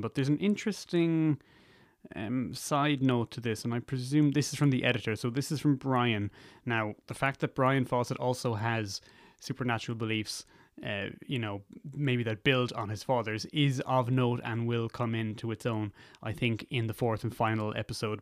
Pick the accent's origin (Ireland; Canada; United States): Ireland; also born or lived in United Kingdom; further south where I'm from